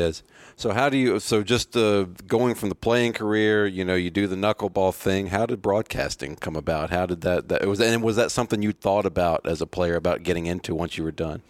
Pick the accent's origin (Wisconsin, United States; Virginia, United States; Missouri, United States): Virginia, United States; I grew up in Virginia.